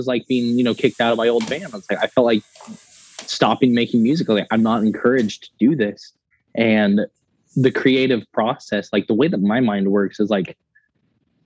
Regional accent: West Texas, United States; I was raised in West Texas

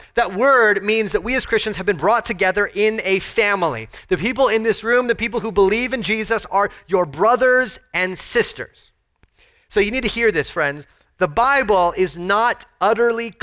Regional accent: United States; We have a unique kind of push and pull as American citizens

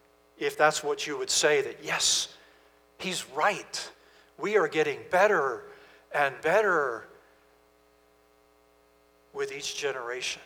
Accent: Virginia, United States; moved away; We're from Virginia originally.

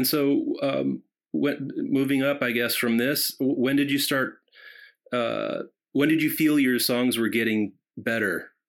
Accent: Seattle, Washington, United States; I was born and raised in Seattle, so it's, you know, a different vibe

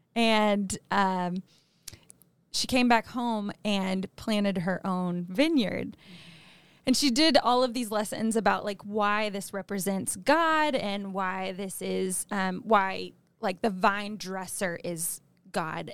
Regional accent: Arkansas, United States; moved away; I'm from Arkansas, which is a state in the South

